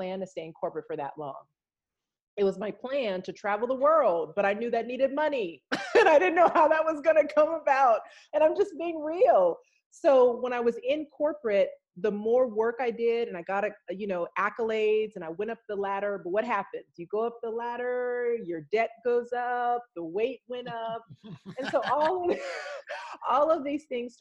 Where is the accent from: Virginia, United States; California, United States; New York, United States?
California, United States; Los Angeles; I come from Los Angeles, California, but my my family is from South Texas